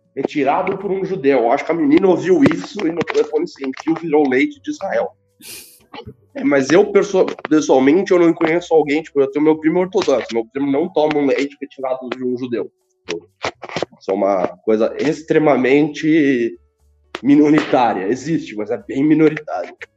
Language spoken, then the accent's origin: Portuguese; Brazil; Nasci no Brasil.